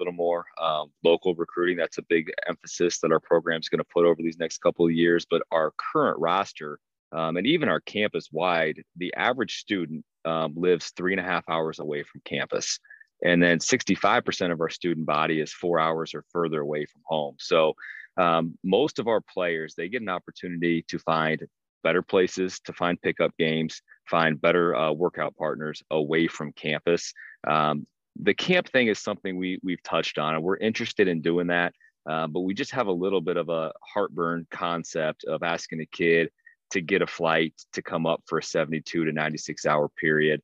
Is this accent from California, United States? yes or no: no; Prairie City, Iowa, United States; now in Lamoni, United States; I grew up in a coach's house. My father is going in. I think it's going to be year number 43 next year at Prairie City Monroe PCM High School